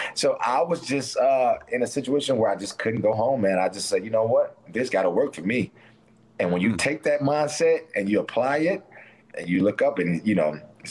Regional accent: Detroit, Michigan, United States; I think growing up in Detroit, the environment helped me out too.

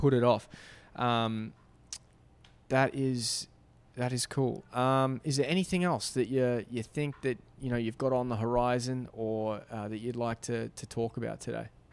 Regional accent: Australia; moved away; I grew up in Australia

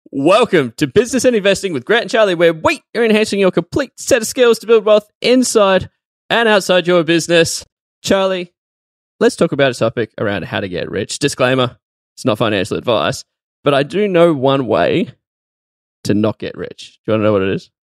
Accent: Australia; as an Australian, I've never been to America

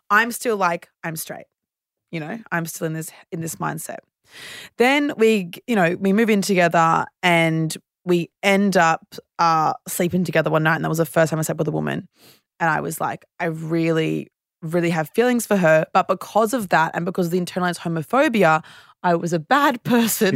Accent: Brisbane, Queensland, Australia; moved away as an adult; now in Sydney, Australia; I grew up in Brisbane

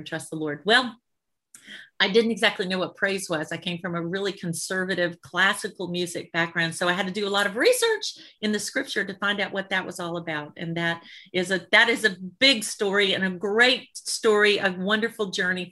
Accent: Birmingham, Alabama, United States; I'm a Southern girl. I'm from Alabama. So I grew up in Birmingham

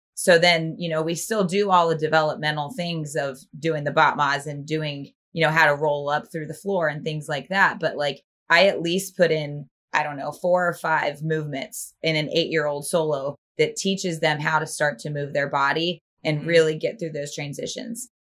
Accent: Northern Virginia, United States; I grew up in Northern Virginia, right outside of DC.

